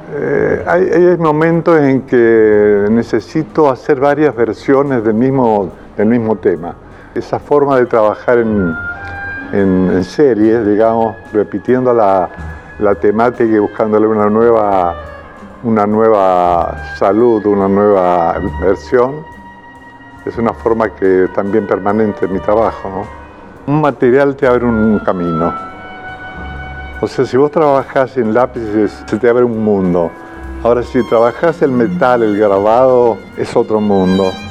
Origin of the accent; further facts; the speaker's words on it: Mendoza, Argentina; moved away as an adult; also born or lived in Rome / Madrid; now in Unquillo, Argentina; un colegio muy lindo, muy importante de Mendoza